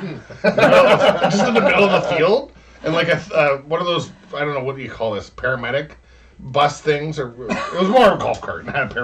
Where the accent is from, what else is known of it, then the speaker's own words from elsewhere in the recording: Canada; we're Canadian